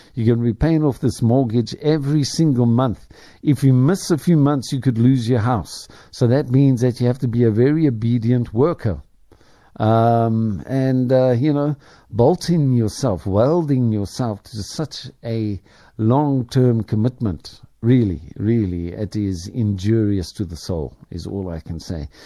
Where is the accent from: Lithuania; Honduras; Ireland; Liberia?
Ireland; now in South Africa; I speak as an Irishman